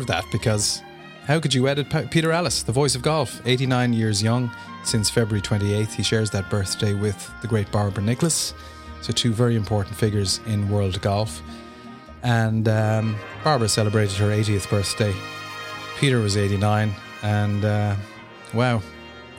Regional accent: Clonmel, Munster, Ireland; a pirate radio station called CBC in Clonmel in County Tipperary, my hometown

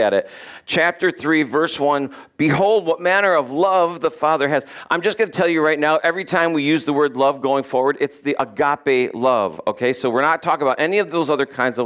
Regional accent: United States; we're from America

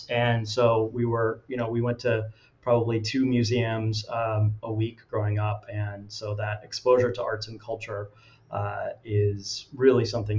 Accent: New York City, New York, United States; moved away as an adult; now in Chicago, United States; I am actually a New Yorker, born and raised in Manhattan. Not many people are, but and I moved out here in 1998.

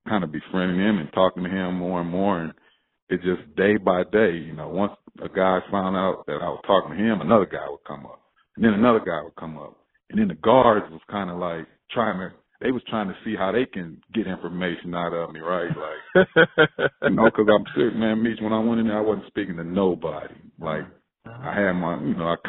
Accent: Monrovia, California, United States; I grew up in Monrovia, man. It's gangs, it's drugs, all that was involved in my city

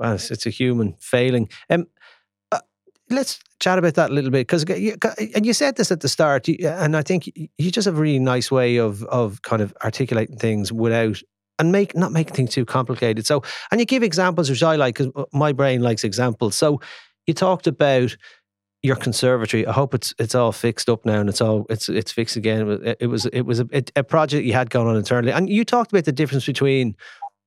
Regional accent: Ireland; Being an Irishman

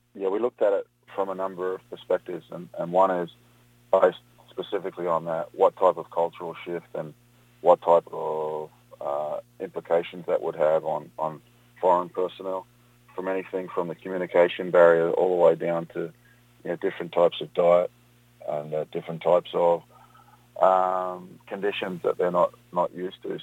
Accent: Australia; moved away as an adult; also born or lived in Europe; now in United States; I was involved in the sport of rugby and then cricket growing up in Australia

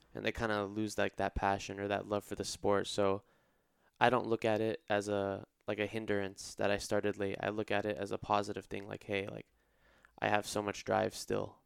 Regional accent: Irvine, California, United States; I'm from Irvine originally, so just about twenty minutes away. I'm a local boy

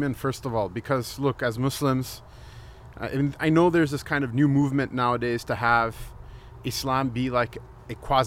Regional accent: West Coast, United States; now in Cleveland, United States; I grew up on the West Coast, much like Shaykh Musa, so we're kind of transplants over here

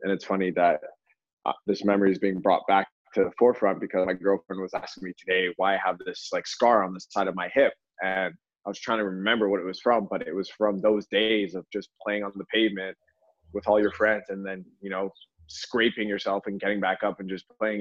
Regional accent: Toronto, Ontario, Canada; also born or lived in Louisville, Kentucky; now in Los Angeles, United States; I was in Toronto at the time, and um, yeah, I grew up in a very nice area

